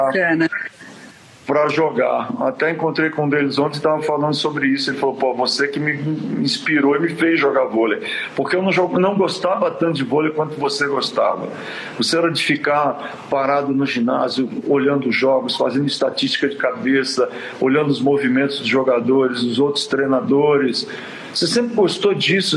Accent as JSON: {"language": "Portuguese", "region": "São Paulo", "country": "Brazil", "tie": "born or raised there", "also_born_or_lived": "Quintana, São Paulo, Brazil", "said": "na realidade eu nasci em Quintana e vim para São Paulo"}